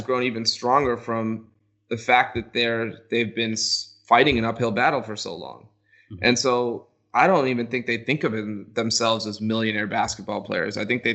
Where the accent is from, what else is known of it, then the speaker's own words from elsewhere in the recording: United States; In the U.S., where, like, we're both Indian American